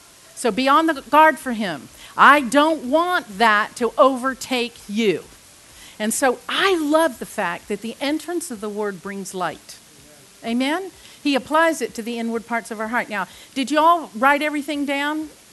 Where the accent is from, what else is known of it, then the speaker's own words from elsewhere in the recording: England, United Kingdom; I was raised on them. I was raised several years in England, and salt and vinegar was just like, oh yes.